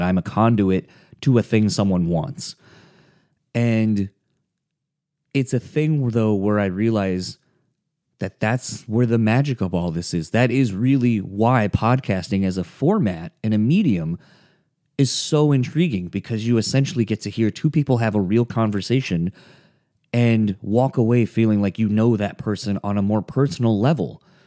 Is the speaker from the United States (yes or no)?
yes; East Coast, United States; growing up in the East Coast